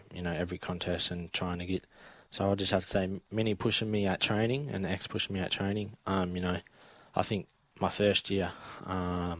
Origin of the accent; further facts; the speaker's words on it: Perth, Western Australia, Australia; now in Melbourne, Australia; I'm coming from Perth and Stacks